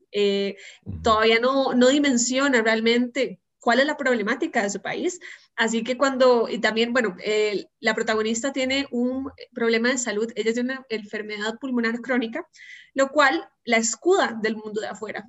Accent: San José, Costa Rica; also born or lived in Belgium / Italy; soy egresada al Colegio Monterrey de Montes de Oca

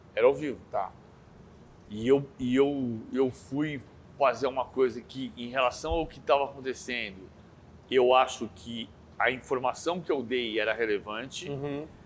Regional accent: São Paulo, Brazil; also born or lived in São Bernardo do Campo; Eu nasci, eu nasci, no, eu nasci em Perdizes, em São Paulo as Perdizes, que é a zona oeste de São Paulo. Eu, com 13 anos, fui para São Bernardo, uhum. cresci em São Bernardo, a adolescência em São Bernardo, mas eu sou paulistano de medula

